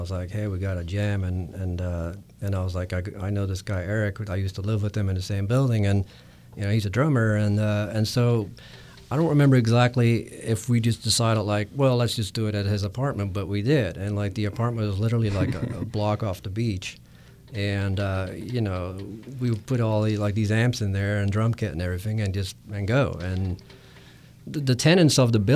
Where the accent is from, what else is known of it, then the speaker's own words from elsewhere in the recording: Netherlands; moved away as an adult; I'm originally Dutch